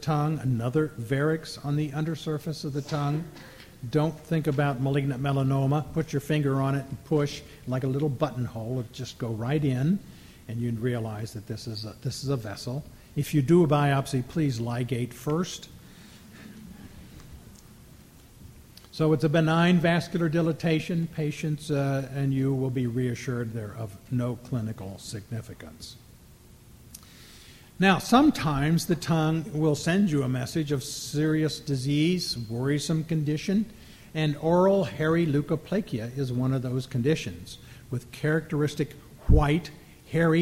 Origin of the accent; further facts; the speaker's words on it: Minnesota, United States; I'm from Minnesota